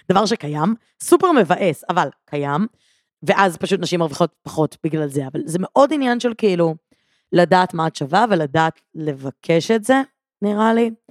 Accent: Givatayim, Tel Aviv District, Israel

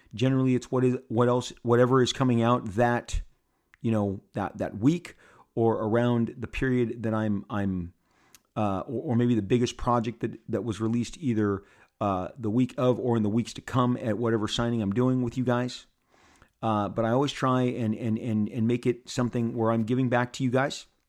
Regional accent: Southern California, United States; I'm born and raised in Southern California. I live in Orange County

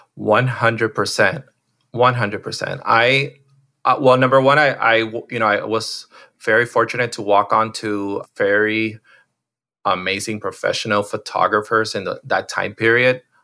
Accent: Miami, Florida, United States; I'm one of those, like, uh, rare ones that was born and raised in Miami.

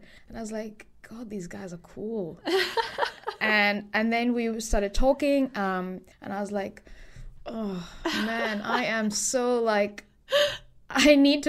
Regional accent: India; I mean, luckily, I'm Indian, so in a lot of Indian home cooking is already very vegan.

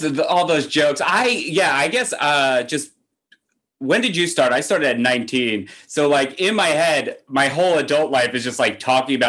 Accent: New Jersey, United States; moved away as an adult; now in New York, United States; I grew up in New Jersey. I started doing comedy in New Jersey. And then I moved to New York with all of my New Jersey friends.

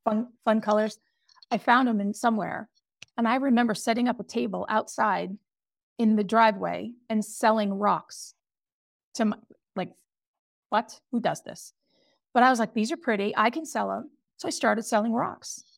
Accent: Pelham, New Hampshire, United States; I was born in a little town in New Hampshire, Pelham, New Hampshire

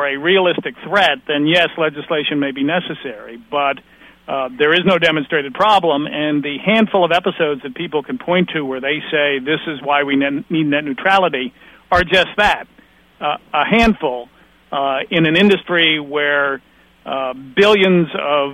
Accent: United States; I come from the United States

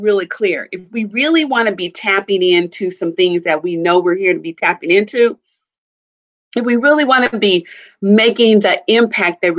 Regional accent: Kansas City, Missouri, United States; also born or lived in Chicago area, Illinois; now in Chicago, United States; I'm from the Kansas City, Missouri area, and I live in the Chicago area

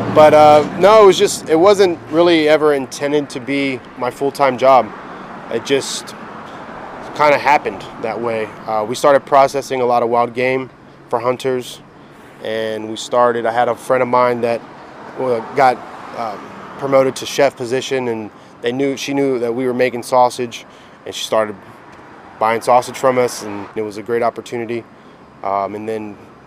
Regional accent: Tampa, Florida, United States; Born and raised in Tampa, Sicilian Cuban heritage. My parents are both from Ybor City. Grew up in West Tampa in Seminole Heights my entire life

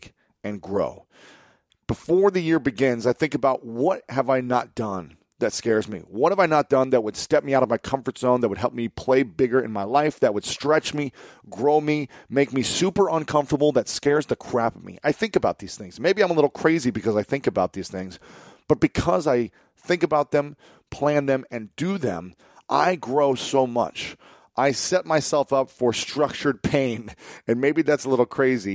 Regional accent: Columbus, Ohio, United States; my hometown of Columbus, Ohio

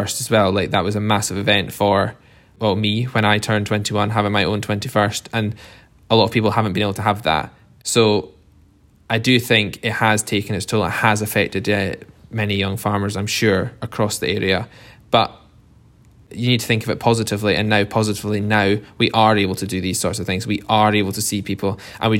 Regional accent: East Lothian, Scotland, United Kingdom; I'm originally from East Lothian, from a family farm in East Lothian, just outside Edinburgh.

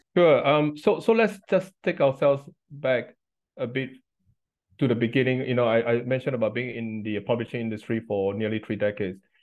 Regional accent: Singapore; moved away as an adult; now in United Kingdom; I grew up in Singapore

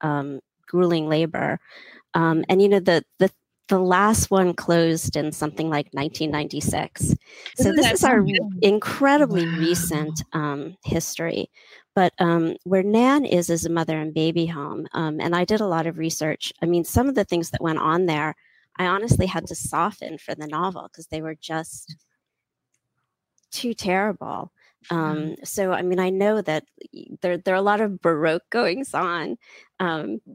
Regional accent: United States; I'm American

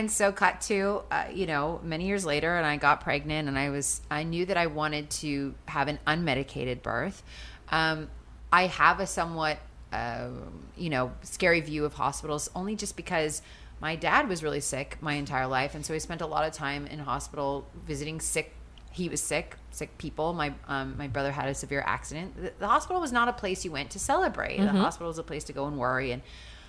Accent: just outside of Seattle, Washington, United States; moved away; I grew up just outside of Seattle.

